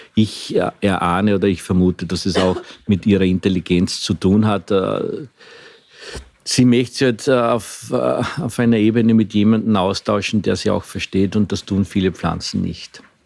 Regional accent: Eastern Austria, Austria; bei uns im Osten, also sprich äh, Niederösterreich, Burgenland, auch in Wien, hat man nie, nie Tomaten gesagt, sondern immer Paradeiser

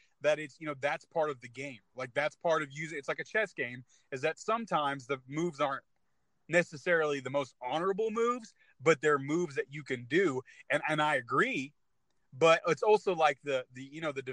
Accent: California, United States; moved away; I'm from California originally.

